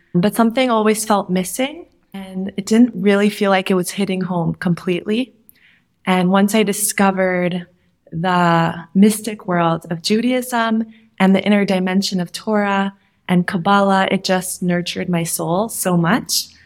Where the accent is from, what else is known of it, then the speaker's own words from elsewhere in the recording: Minnesota, United States; I grew up in Minnesota